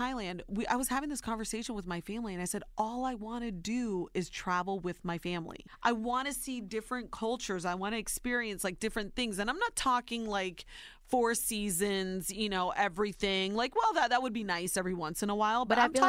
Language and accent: English; Ohio, United States; now in New York, United States; I call myself a New Yorker now. I'm born and raised in Ohio, but now I truly believe that I am a New Yorker.